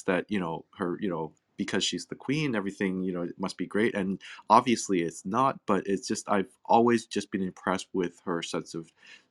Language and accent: English; Hong Kong; also born or lived in England; now in Canada; I was born in Hong Kong. I mean, obviously living in Canada